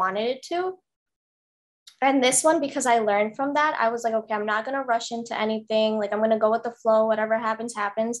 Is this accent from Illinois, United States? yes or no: yes; Chicago, Illinois, United States; moved away as an adult; now in Iowa, United States; I'm from Chicago